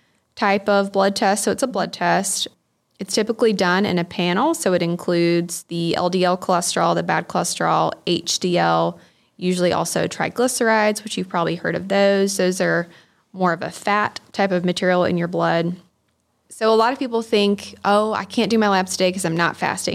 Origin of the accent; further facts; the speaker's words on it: Tifton, Georgia, United States; So I'm actually from Tifton, born and raised here. Went through the Tift County school system.